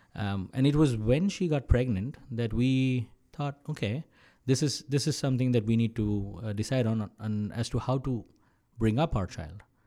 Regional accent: Mumbai, Maharashtra, India; moved away as an adult; also born or lived in Kerala / United States; now in Canada; I was born and brought up in Maharashtra, where Mumbai is. Uh, all my life I've been there

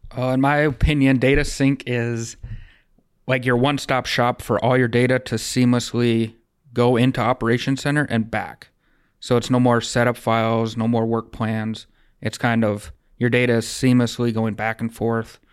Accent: Rosholt, South Dakota, United States; also born or lived in Wahpeton, North Dakota / Webster, South Dakota; now in Breckenridge, United States; I grew up in Rossell, South Dakota, so just south of here compared to Breck

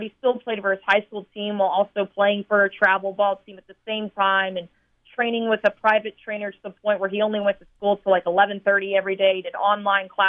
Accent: Texas, United States; moved away as an adult; also born or lived in North Iowa / Colorado / Chicago / Iowa; now in Baton Rouge, United States; I'm from Texas originally.

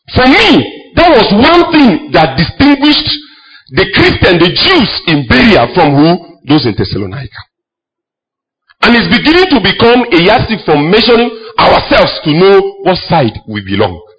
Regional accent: Kogi, Nigeria; I am from Kogi

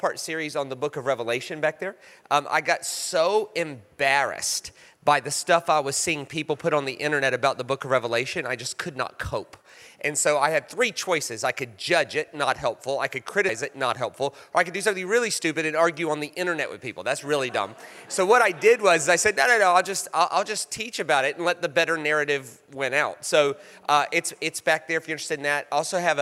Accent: United States; I'm American

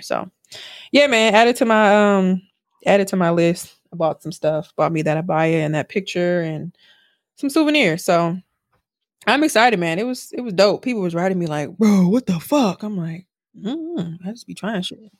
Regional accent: Milwaukee, Wisconsin, United States; now in Houston, United States; from Milwaukee

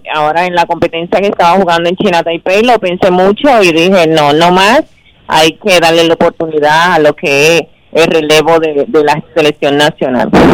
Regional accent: Dominican Republic; mi país

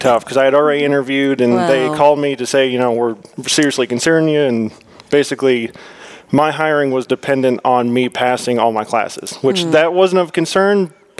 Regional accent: Vermont, United States; moved away as an adult; also born or lived in North Carolina; now in Tennessee, United States; I was born and raised in Vermont.

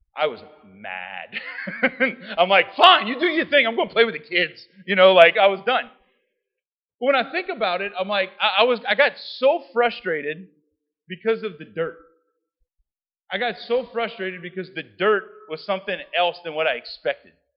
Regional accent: South Louisiana, United States; I'm from South Louisiana

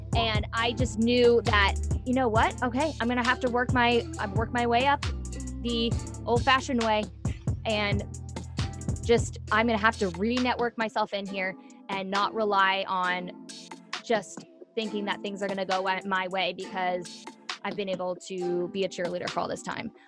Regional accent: Orange County, California, United States; also born or lived in San Diego; I'm from Southern California. I grew up in Orange County all my life

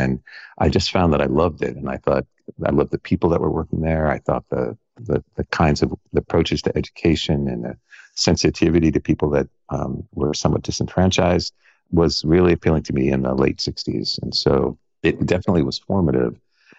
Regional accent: New York, United States; I did. I grew up on Long Island, outside of New York City.

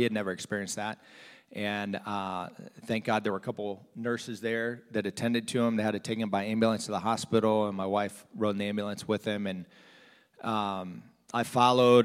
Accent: South Florida, United States; moved away as an adult; also born or lived in New Jersey / Pennsylvania / Arkansas; I grew up in South Florida, not from Arkansas

